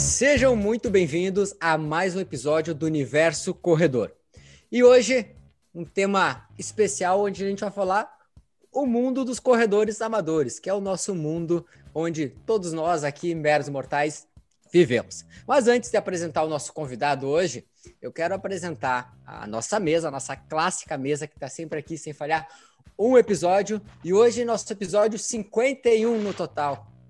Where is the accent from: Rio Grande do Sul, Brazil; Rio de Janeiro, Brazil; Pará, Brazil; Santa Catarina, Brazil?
Rio Grande do Sul, Brazil; Santa Maria; nós aqui somos interior do Rio Grande do Sul, Santa Maria